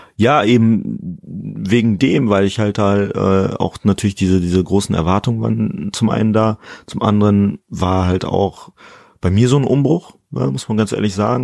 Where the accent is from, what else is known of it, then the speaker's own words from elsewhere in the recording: Germany; ich fühle mich halt auch als Deutscher, aber mit eben guineischen Wurzeln.